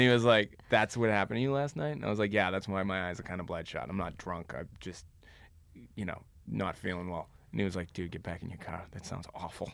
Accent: Boston, Massachusetts, United States; now in Los Angeles, United States; I grew up in South Boston, which is a small neighborhood in a big city.

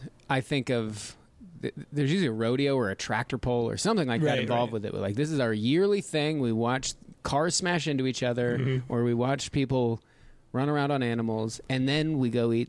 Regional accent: Reno, Nevada, United States; Just outside of Reno, Nevada.

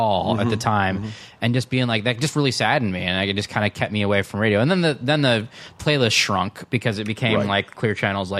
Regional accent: Davis, California, United States; I grew up in Davis

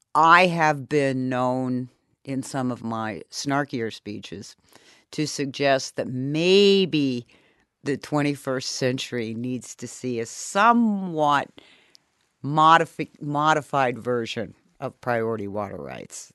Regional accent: Germany; moved away as an adult; also born or lived in Munich, Germany / Las Vegas, Nevada, United States; now in United States; I came to the United States, um, having been born and raised in Germany and having studied in Munich for three years.

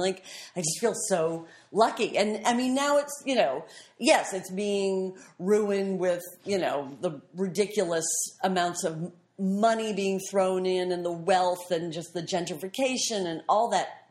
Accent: Boston, Massachusetts, United States; moved away as an adult; also born or lived in New York; I'm a New York girl from, like, the time I was 16. I lived in Boston

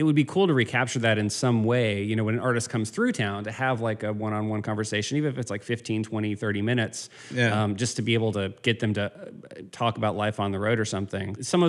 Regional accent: Virginia, United States; I grew up in Virginia and then I went to college at Wake Forest in North Carolina.

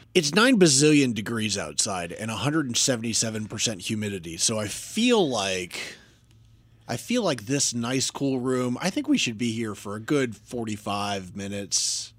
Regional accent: North Carolina, United States; now in Washington, D.C. area, United States; I grew up in North Carolina

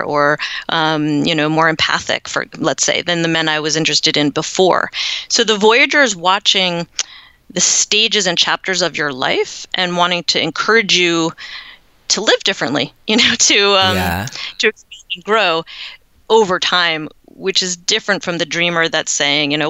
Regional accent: United States; moved away as an adult; now in Netherlands; being an American

